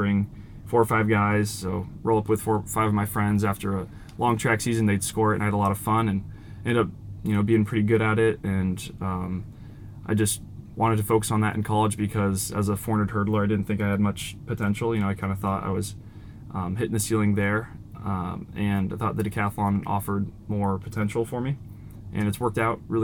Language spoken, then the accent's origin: English; Iowa City, Iowa, United States; I grew up in Iowa City, so I've been going to like high school track meets